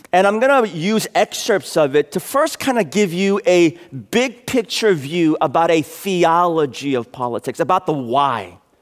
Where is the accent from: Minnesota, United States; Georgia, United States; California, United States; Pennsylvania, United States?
California, United States; San Francisco; moved away as an adult; I was raised here in San Francisco. Uh, went to elementary school at Sherman, middle school at Aptus, high school at Lowell